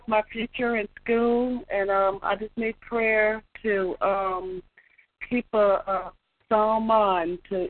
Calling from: Atlanta, Georgia, United States; I'm calling from Atlanta, Georgia.

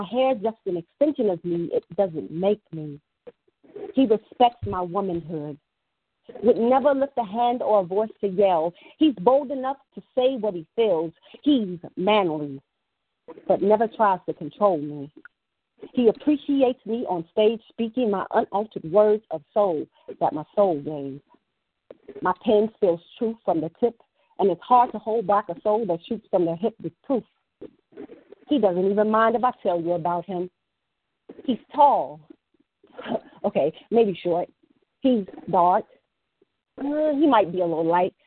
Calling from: Illinois, United States; I'm calling from Illinois

